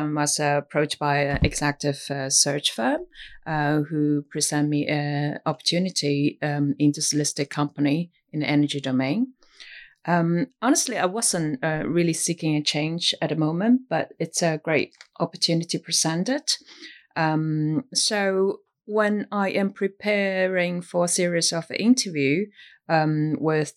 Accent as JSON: {"language": "English", "country": "China", "tie": "born or raised there", "moved": "as an adult", "lives_now": "Singapore", "said": "I was born and raised in China"}